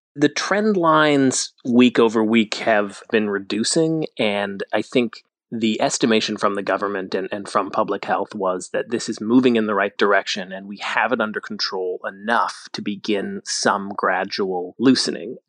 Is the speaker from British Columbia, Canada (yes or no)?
no; Calgary, Alberta, Canada; now in Toronto, Canada; I'm from Alberta. I'm from Calgary.